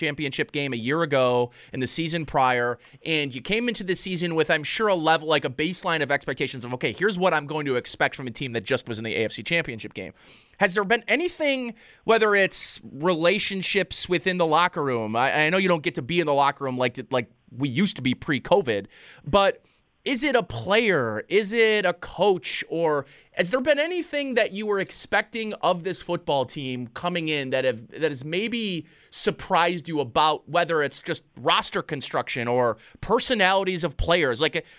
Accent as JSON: {"language": "English", "town": "Hamburg", "region": "New York", "country": "United States", "lives_now": "Buffalo, United States", "said": "Like, I'm from Hamburg, which is, you know, the bordering town from Orchard Park. The South Towns, this is what we're used to in the South Towns, and this is why I moved to the city"}